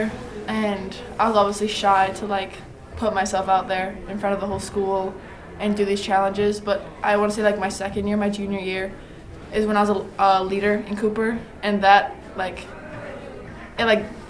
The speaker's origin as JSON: {"language": "English", "country": "Bahamas", "moved": "yes", "lives_now": "Rome, United States", "said": "I am from the Bahamas."}